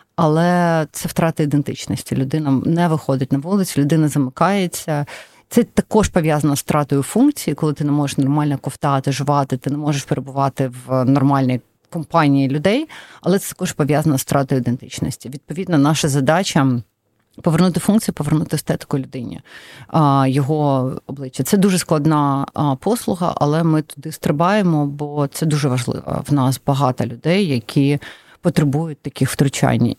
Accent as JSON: {"language": "Ukrainian", "town": "Donetsk", "region": "Donetsk Oblast", "country": "Ukraine", "tie": "born or raised there", "first_language": "Russian", "second_language": "Ukrainian", "moved": "yes", "said": "Я народилася в Донецьку. Я була російськомовна все життя."}